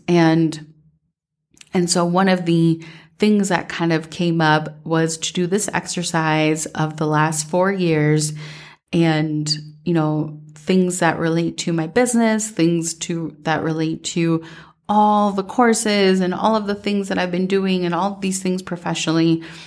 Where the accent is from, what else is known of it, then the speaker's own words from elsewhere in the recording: Minnesota, United States; growing up in Minnesota